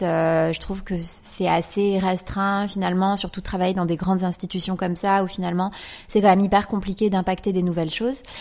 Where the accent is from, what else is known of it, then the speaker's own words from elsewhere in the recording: Les Martigues area, near Marseille, Provence-Alpes-Côte d'Azur, France; je viens du sud de la France, d'une petite ville qui s'appelle le Marti, qui est à 20 minutes de Marseille.